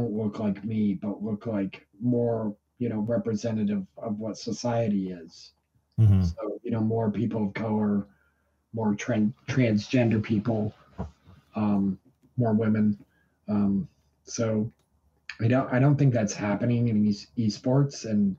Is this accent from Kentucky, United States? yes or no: no; New York, United States; also born or lived in Vermont; Yeah, I grew up in upstate New York.